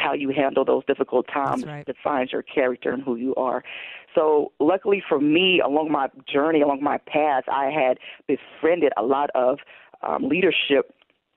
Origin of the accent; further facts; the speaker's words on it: Greensboro, North Carolina, United States; moved away as an adult; I'm originally from Greensboro, North Carolina. I grew up kind of in a military family